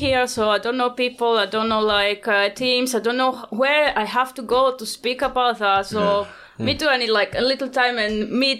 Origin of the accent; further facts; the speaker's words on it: Italy; English is a second language; I want like to see more stuff because I was from the Italy.